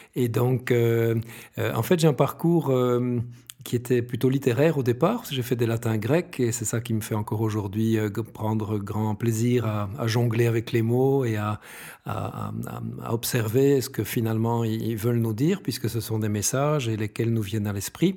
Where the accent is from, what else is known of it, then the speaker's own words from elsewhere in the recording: Brussels, Brussels-Capital Region, Belgium; J'adore mon pays, je suis bruxellois, etc. Je suis un belge fier